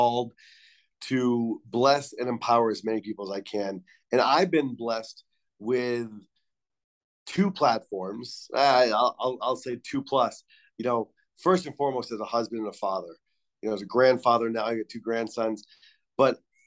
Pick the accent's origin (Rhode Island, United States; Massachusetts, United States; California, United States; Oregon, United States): Rhode Island, United States; moved away; growing up in Rhode Island in the 80s